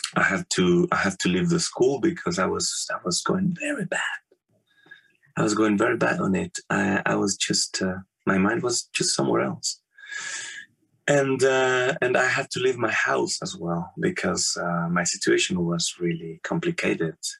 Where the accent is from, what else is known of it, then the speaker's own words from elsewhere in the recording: Morelia, Michoacán, Mexico; moved away as an adult; now in Germany; I born in Mexico in Morelia. Morelia is the capital city of the state of Michoacan, which is in the very middle of Mexico